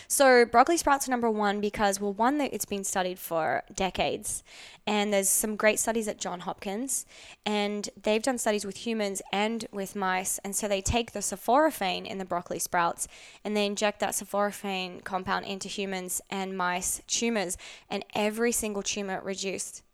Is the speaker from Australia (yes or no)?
yes; Australia; now in Los Angeles, United States; I grew up in Outback, Australia with the Aboriginal people